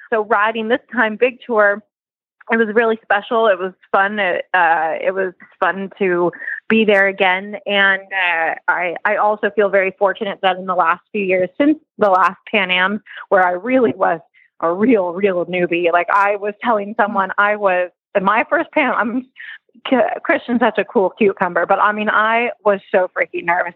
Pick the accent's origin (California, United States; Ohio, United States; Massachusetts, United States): California, United States; moved away; we are originally from California